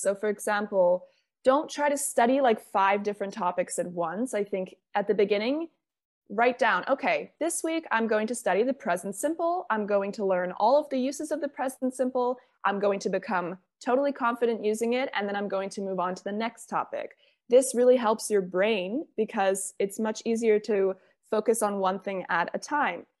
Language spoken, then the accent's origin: English; Bermuda; now in Spain; I'm from Bermuda.